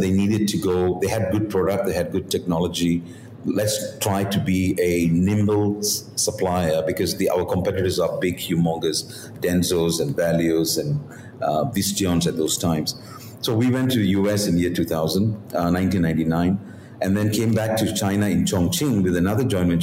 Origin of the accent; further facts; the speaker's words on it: Malaysia; moved away as an adult; also born or lived in Korea; I'm a Malaysian